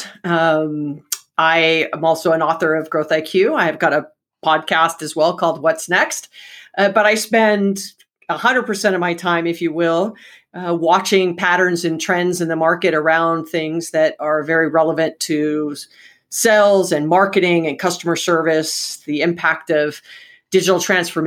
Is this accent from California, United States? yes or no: no; Hawaii, United States; I was born and raised in Hawaii